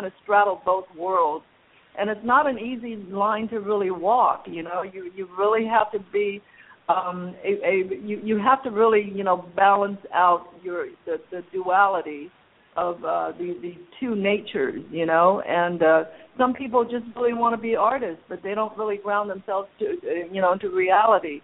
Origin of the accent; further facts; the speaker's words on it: Los Angeles, California, United States; also born or lived in China / Hong Kong; growing up as the daughter of struggling immigrants here in Los Angeles